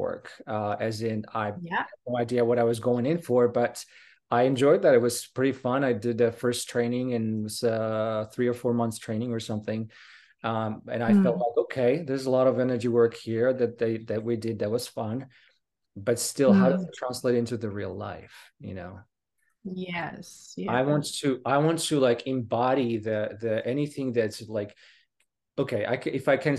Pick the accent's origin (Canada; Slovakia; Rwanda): Slovakia; English is a second language; moved away as an adult; also born or lived in United Kingdom; I come from Slovakia, and I spent basically most of my life, most of my early part of my life there until 20 or so. And I left to the UK.